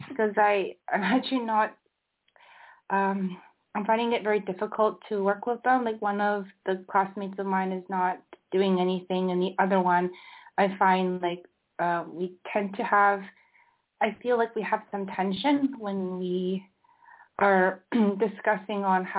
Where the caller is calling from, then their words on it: Barcelona, Catalonia, Spain; I'm calling from Barcelona.